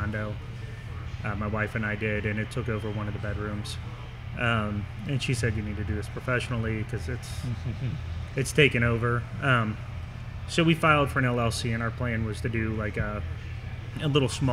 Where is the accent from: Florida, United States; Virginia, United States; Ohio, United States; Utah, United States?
Ohio, United States; Milford; I'm from Milford